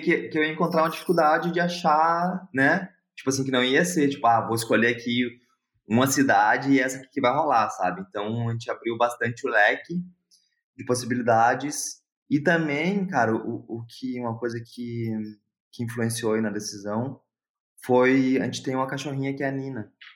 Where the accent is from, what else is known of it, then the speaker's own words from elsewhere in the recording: Porto Alegre, Rio Grande do Sul, Brazil; moved away as an adult; also born or lived in Hamburg, Germany; now in Berlin, Germany; sou de Porto Alegre